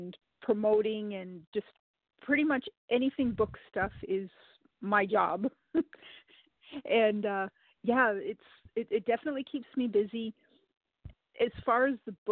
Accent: Rhode Island, United States; also born or lived in Arizona; now in Kentucky, United States; originally I'm from Rhode Island. Then I made my way to Arizona

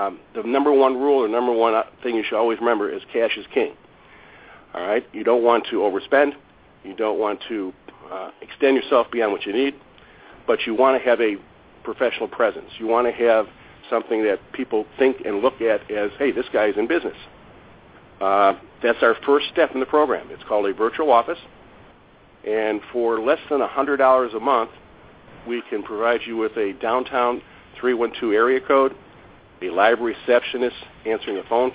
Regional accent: Chicago, Illinois, United States; born or raised there

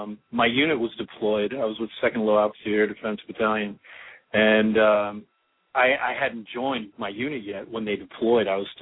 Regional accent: Orlando, Florida, United States; I'm from Orlando.

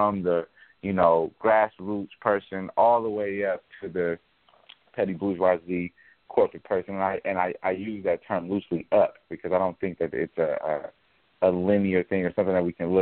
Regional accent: Oakland, California, United States; now in Los Angeles, United States; I'm from Oakland. I live in Los Angeles now

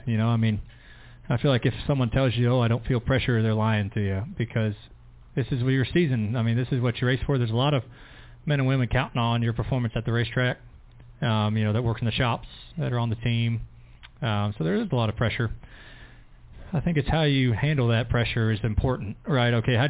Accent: High Point, North Carolina, United States; you know, I grew up in High Point, just south of here. I grew up closer to here than I did Charlotte, And so I came here a lot as a kid

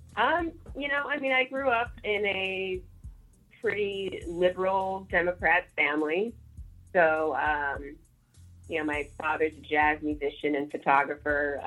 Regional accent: St. Louis, Missouri, United States; moved away as an adult; now in Chicago, United States; I'm from St. Louis, um, and you know, so I'm in Chicago

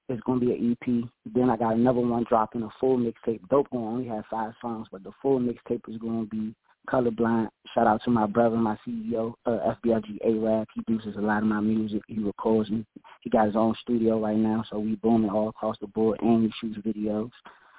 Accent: Washington, District of Columbia, United States; I'm from Washington, D.C.

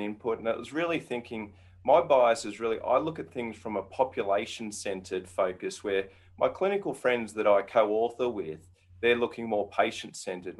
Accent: Australia; moved away as an adult; now in United States; I grew up in Australia.

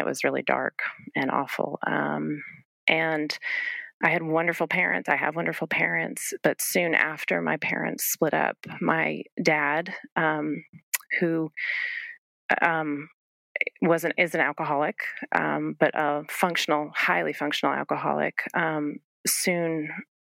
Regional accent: New England, United States; I grew up in New England with my brother

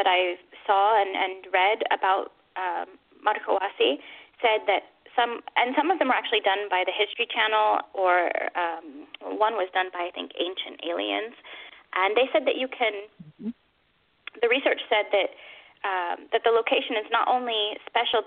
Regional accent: United States; accent: American; my American accent

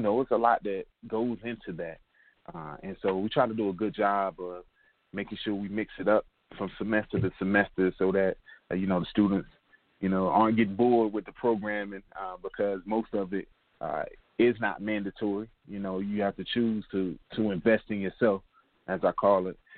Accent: Durham, North Carolina, United States; moved away as an adult; also born or lived in Boone, North Carolina / Columbia, South Carolina / Columbus, Ohio; Originally, Durham, North Carolina, or we like to call it the Bull City

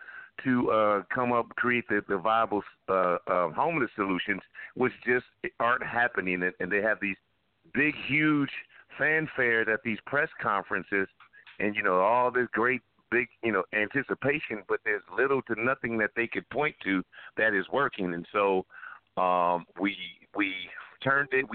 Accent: Los Angeles, California, United States; born and raised in Los Angeles, so I care very, very greatly about my city

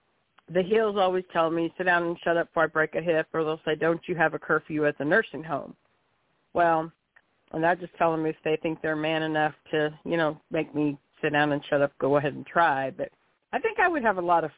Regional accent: Kansas, United States; moved away as an adult; now in Arkansas, United States; I was not born and raised in Arkansas. I'm originally from Kansas. I was born and raised in Kansas. I've only been in Arkansas since 1988.

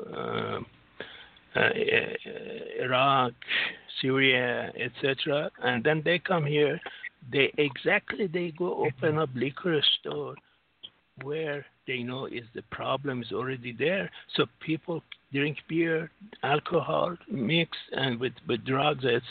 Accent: United States; I'm from the United States

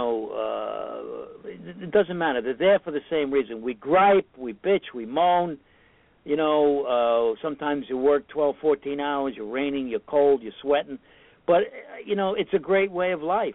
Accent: New York City, New York, United States; I grew up in Brooklyn to begin

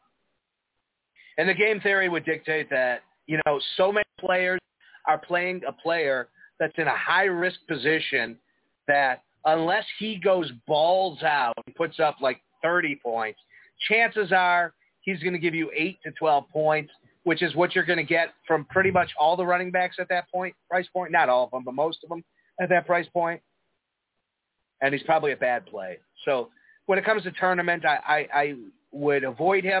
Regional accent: Chicago, Illinois, United States; accent: Chicago; I'm from Chicago

